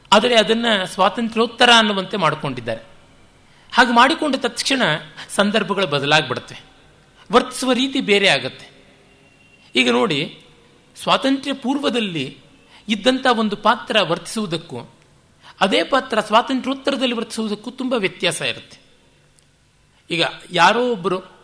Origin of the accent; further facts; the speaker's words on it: Bengaluru, Karnataka, India; ಬೆಂಗಳೂರಿನ ನನ್ನ ಊರು ಅಂತಲೇ ಭಾವಿಸಿರುವ ನನಗೇ